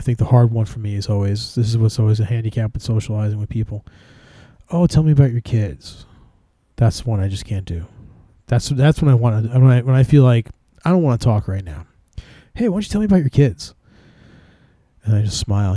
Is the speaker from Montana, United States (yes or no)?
no; New Jersey, United States; I'm from Jersey